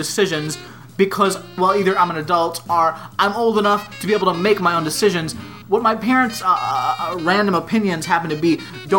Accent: Jackson, Tennessee, United States; I'm from Jackson, Tennessee

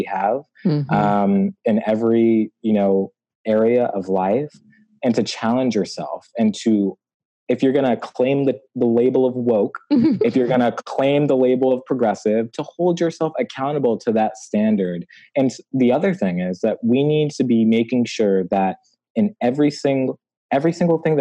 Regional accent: Hartford, Connecticut, United States; growing up in Hartford, Connecticut

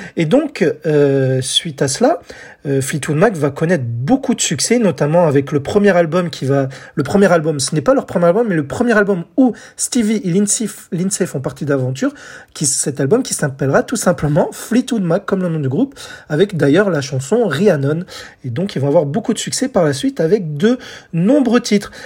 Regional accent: France; chez nous en France

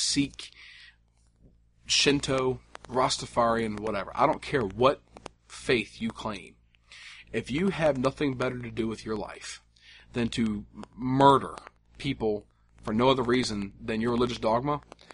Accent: the South, United States; I'm from the South

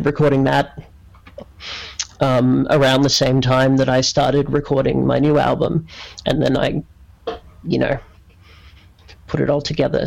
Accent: Australia; I was from Australia

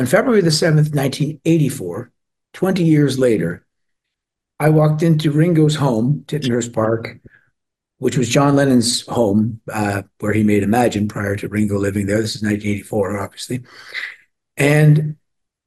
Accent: Toronto, Ontario, Canada; also born or lived in Glasgow, Scotland; I was born in Glasgow and we were growing up in Toronto

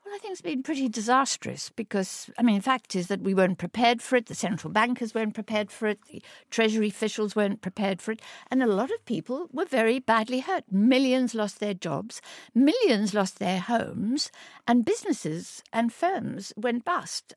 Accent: Orange Free State, South Africa; moved away as an adult; I was born in South Africa. I grew up in very humble circumstances in the Orange Free State in South Africa

